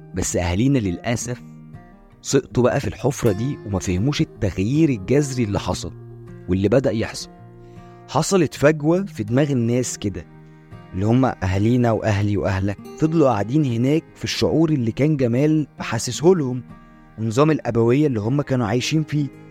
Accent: Egypt; عندنا إحنا كمصريين

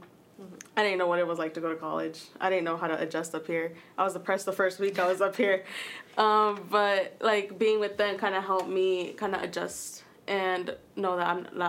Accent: Charlotte, North Carolina, United States; moved away as an adult; now in Boone, United States; I am from Charlotte, North Carolina.

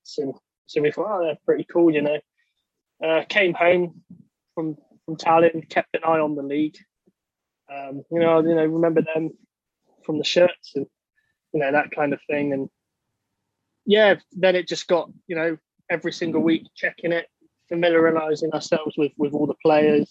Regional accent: Somerset, near Glastonbury, South West England, United Kingdom; I'm from Southwest England, in Somerset, near the town of Glastonbury, where the festival is.

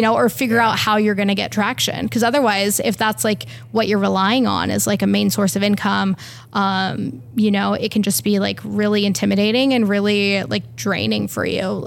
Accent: Pacific Northwest, United States; also born or lived in Iceland; now in Portland, United States; I'm from the Northwest

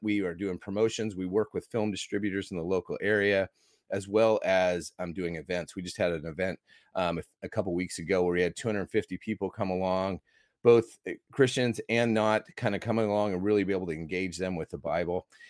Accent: Iowa, United States; moved away as an adult; now in Australia; I grew up in Iowa

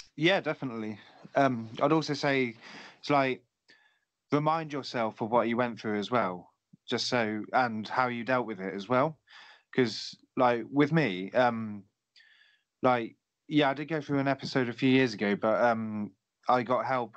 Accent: Oxfordshire, South East England, United Kingdom; moved away as an adult; now in Canterbury, United Kingdom; my hometown in Oxfordshire

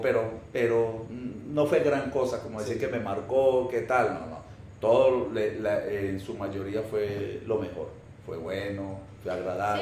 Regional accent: Génova, Quindío, Colombia; moved away as an adult; also born or lived in Armenia, Colombia / Caracas, Venezuela; yo soy colombiano, nací en Colombia, me crié en Colombia

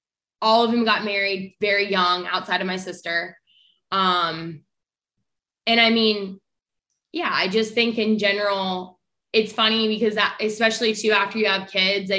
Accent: Kansas City, Missouri, United States; Kansas City.

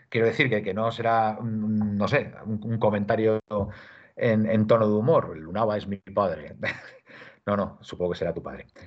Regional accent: Madrid, Community of Madrid, Spain; soy español de Madrid, que me he equivocado.

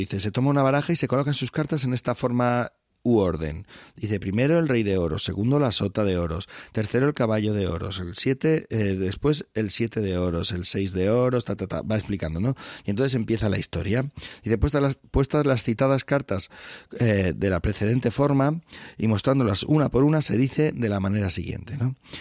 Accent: La Alcarria, Castilla-La Mancha, Spain; la Alcarria, mi tierra

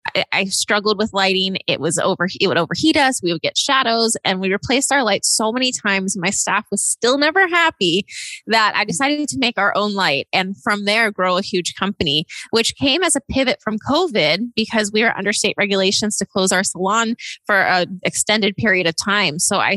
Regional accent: Austin, Texas, United States; I'm from Austin, Texas, and I am the founder and CEO of CosmoGlo

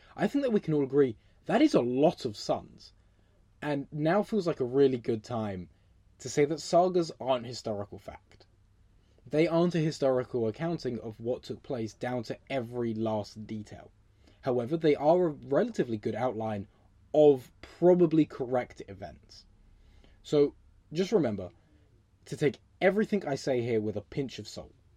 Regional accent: England, United Kingdom; now in London, United Kingdom; I'm from England

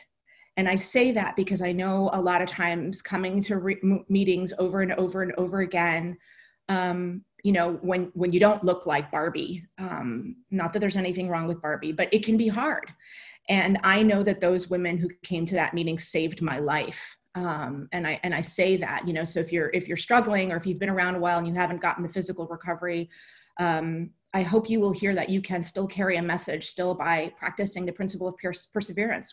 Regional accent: New Jersey, United States; I'm a kid from New Jersey

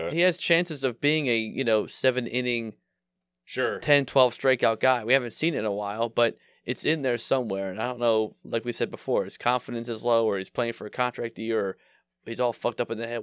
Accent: Philadelphia, Pennsylvania, United States; I grew up in Philly

